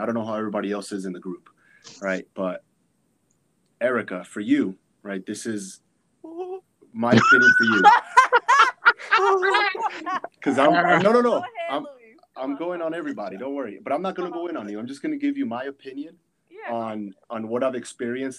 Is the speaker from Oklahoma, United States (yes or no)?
no; Miami, Florida, United States; now in Colorado, United States; I'm currently living in Colorado. I'm from Miami, Florida